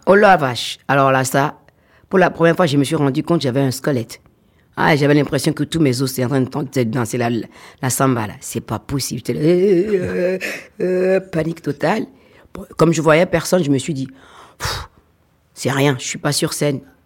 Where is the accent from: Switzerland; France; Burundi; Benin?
Benin; je suis une Africaine fière de l'être, je suis béninoise fière de l'être